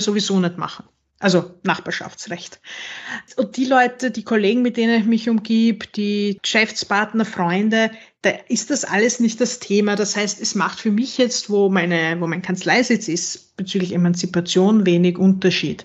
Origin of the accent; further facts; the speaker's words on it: Western Styria, Austria; also born or lived in Vienna; Ich bin in der Weststeiermark aufgewachsen